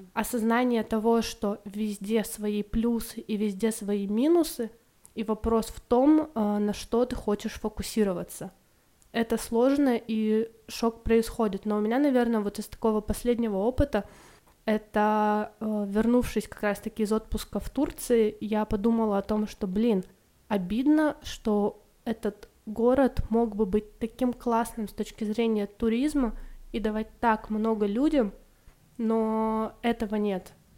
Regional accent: Irkutsk, Irkutsk Oblast, Russia; also born or lived in India / Malaysia; я из Иркутска, это такой город в Сибири

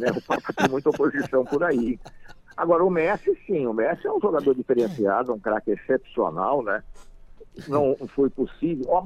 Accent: Brazil; meu amigo, sou brasileiro.

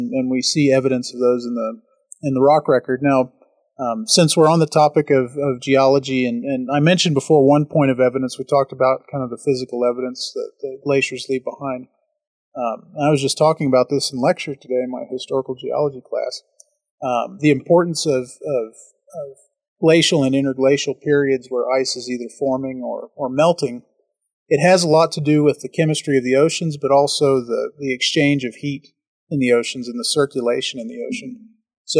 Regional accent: Texas, United States; I'm from Texas

